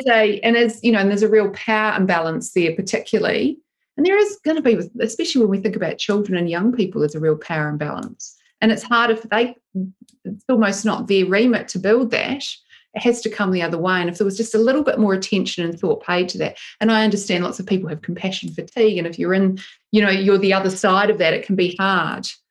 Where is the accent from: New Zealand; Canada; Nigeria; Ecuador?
New Zealand; Christchurch, Canterbury; moved away as an adult; also born or lived in United Kingdom; now in Sydney, Australia; I grew up in Christchurch in New Zealand